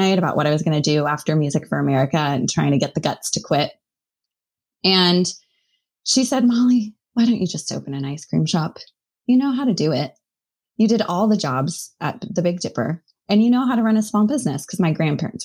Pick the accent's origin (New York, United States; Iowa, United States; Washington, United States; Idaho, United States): Idaho, United States; Boise; moved away as an adult; also born or lived in Missoula, Montana; I grew up in Boise, Idaho